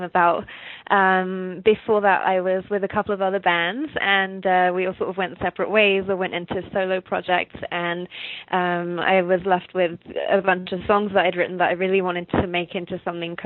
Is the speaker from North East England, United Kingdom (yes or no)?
no; Stevenage, East of England, United Kingdom; accent: English; moved away as an adult; now in Winnipeg, Canada; Originally from a little town called Stevenage, north of London in England.